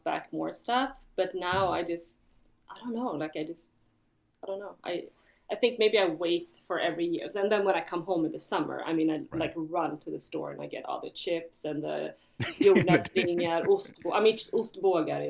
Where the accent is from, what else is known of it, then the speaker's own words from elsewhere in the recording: Ekerö, Stockholm County, Sweden; also born or lived in Hawaii; now in Chicago, United States; I grew up on Ekerö